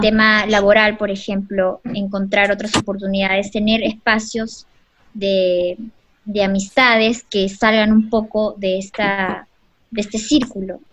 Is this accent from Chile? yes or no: no; Peru; somos peruanos